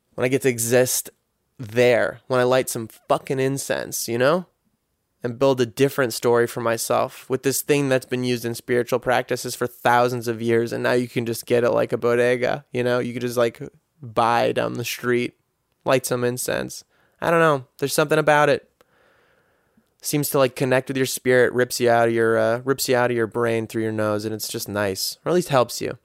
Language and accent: English; United States; as a guy growing up in America